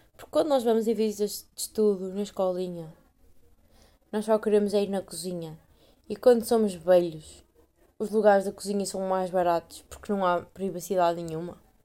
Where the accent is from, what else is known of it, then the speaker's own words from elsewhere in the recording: Portugal; moved away; minha terra é tão boa.